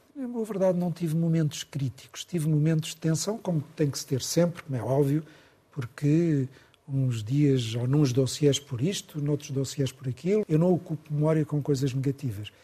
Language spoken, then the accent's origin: Portuguese; Portugal; nós portugueses